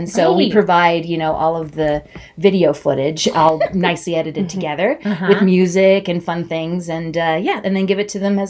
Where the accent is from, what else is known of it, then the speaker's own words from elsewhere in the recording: Utah, United States; I come from Utah, you know, and I'm LDS.